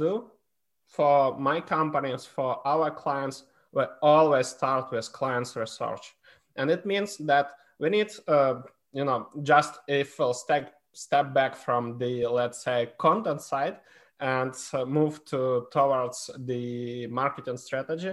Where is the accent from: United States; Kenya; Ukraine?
Ukraine; I was born in Ukraine. I'm half Polish, half Ukrainian.